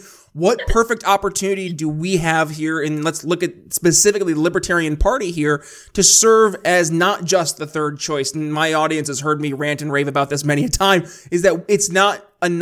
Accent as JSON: {"language": "English", "region": "New York", "country": "United States", "tie": "born or raised there", "said": "growing up in New York"}